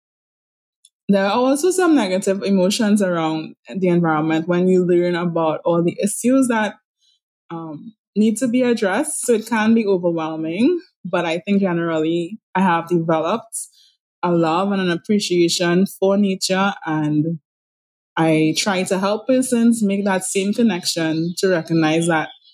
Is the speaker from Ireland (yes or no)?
no; Trinidad & Tobago; I'm from Trinidad and Tobago in the Caribbean